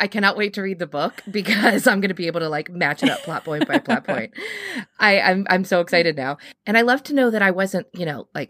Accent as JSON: {"language": "English", "town": "Cincinnati", "region": "Ohio", "country": "United States", "tie": "born or raised there", "said": "growing up in Cincinnati where Katie and I did, because we're completely landlocked."}